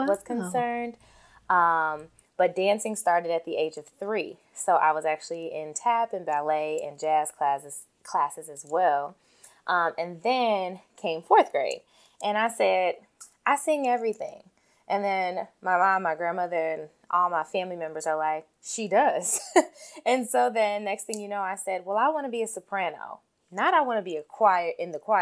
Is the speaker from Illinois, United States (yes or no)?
yes; Chicago, Illinois, United States; I am born and raised in Chicago